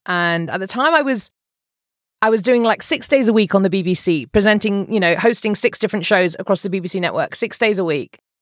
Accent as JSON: {"language": "English", "country": "United Kingdom", "moved": "as an adult", "lives_now": "Phoenix, United States", "said": "I'm a British person"}